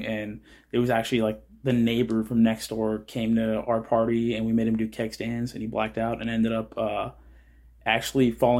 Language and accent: English; Whittier, California, United States; moved away as an adult; also born or lived in Florida; now in Washington, United States; I'm from Whittier, California.